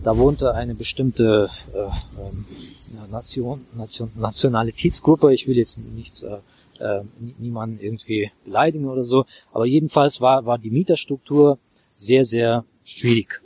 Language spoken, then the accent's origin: German; Baku, Azerbaijan; German is a second language; moved away as an adult; also born or lived in Worms / Brisbane, Australia / Frankfurt; now in Germany; ich äh, komme ursprünglich aus Aserbaidschan, aus Baku. Baku ist Hauptstadt von Aserbaidschan. Ich kam mit 18 Jahren nach Deutschland